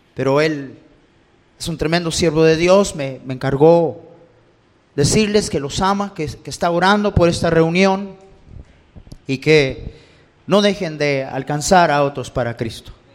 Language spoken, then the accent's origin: Spanish; Los Angeles, California, United States; crecí en Los Ángeles.